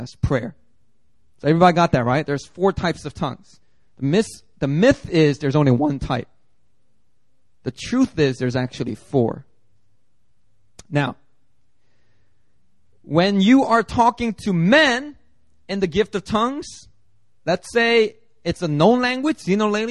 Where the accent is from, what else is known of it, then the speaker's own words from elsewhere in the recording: Philadelphia, Pennsylvania, United States; when I was growing up in Philly